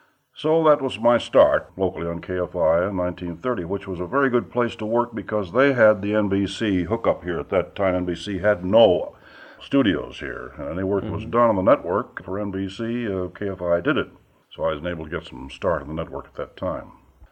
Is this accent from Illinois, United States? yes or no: yes; Peoria, Illinois, United States; moved away as an adult; now in Los Angeles, United States; I'd done no radio work back in my hometown of Peoria, Illinois, at all.